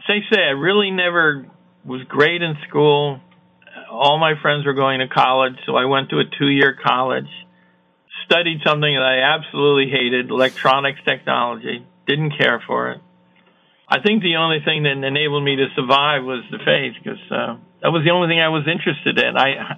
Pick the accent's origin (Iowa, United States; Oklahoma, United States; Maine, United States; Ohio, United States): Iowa, United States; I was a lonely teenager. Growing up in Iowa, I didn't really know anybody.